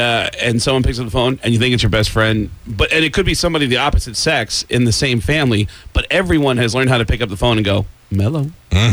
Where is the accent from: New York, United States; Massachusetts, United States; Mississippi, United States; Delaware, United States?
New York, United States; Mount Vernon; I grew up in the Bronx, in Mount Vernon, right next